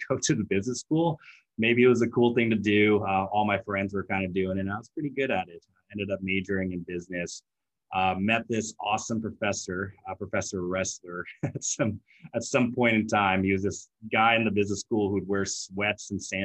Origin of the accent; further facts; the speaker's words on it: San Francisco, California, United States; also born or lived in Seattle; I grew up here in San Francisco, true unicorn